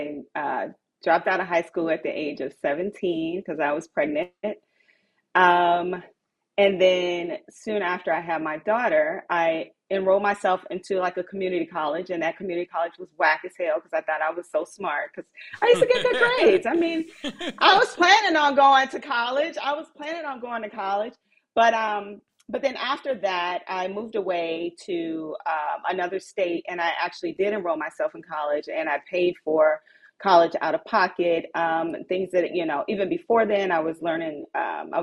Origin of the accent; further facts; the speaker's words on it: Cincinnati, Ohio, United States; I was raised in Cincinnati, in the hood, in the projects, is where I came from.